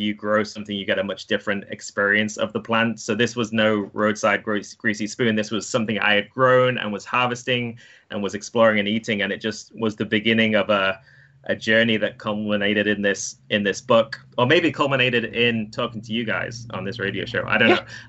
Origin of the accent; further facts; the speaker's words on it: England, United Kingdom; moved away as an adult; now in United States; I grew up in England